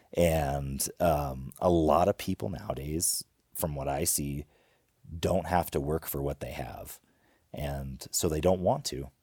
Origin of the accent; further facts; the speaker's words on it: Homer, Alaska, United States; We grew up in Homer, Alaska